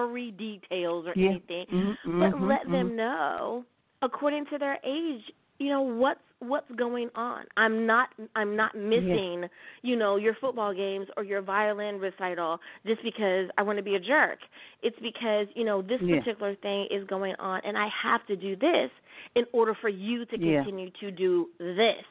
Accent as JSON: {"language": "English", "region": "Virginia", "country": "United States", "tie": "born or raised there", "moved": "yes", "lives_now": "Long Beach, United States", "said": "I grew up in Virginia, right on the coast, living in California in downtown Long Beach"}